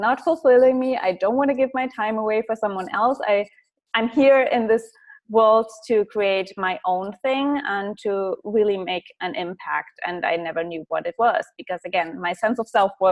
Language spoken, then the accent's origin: English; Germany; English is a second language; I come from a small town